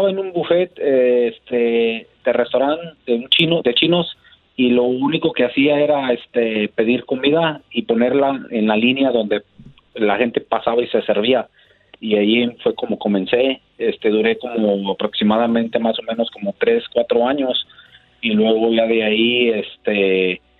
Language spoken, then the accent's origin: Spanish; Guanajuato, Mexico; now in United States; De Guanajuato.